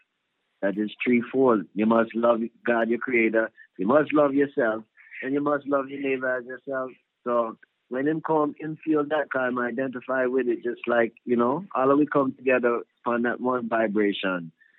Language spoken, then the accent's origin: English; New Jersey, United States; We grew up around, like me, I grew up in Union County, New Jersey, where Pete Funk is from.